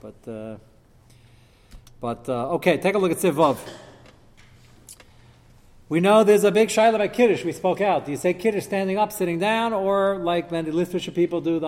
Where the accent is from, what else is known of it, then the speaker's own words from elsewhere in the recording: United States; As an American